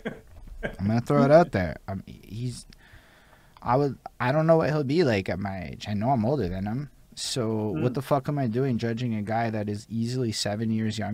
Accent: Montreal, Quebec, Canada; we're English people in Montreal.

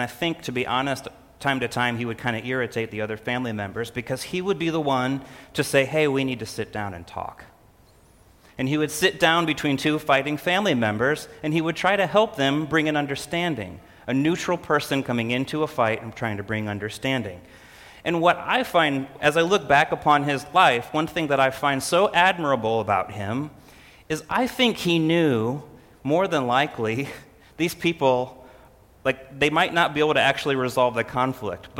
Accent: Illinois, United States; moved away; I grew up in Illinois

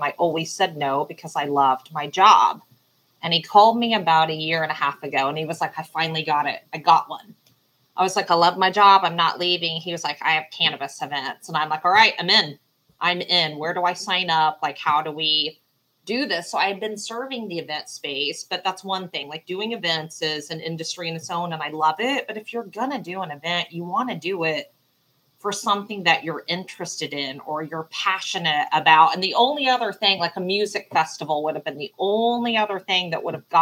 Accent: Southwest Missouri, United States; now in Dallas, United States; growing up in Southwest Missouri and living in Texas

